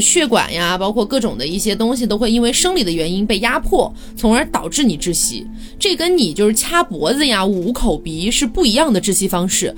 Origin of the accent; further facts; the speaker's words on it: Chongqing, China; 江北区在重庆，因为我重庆人嘛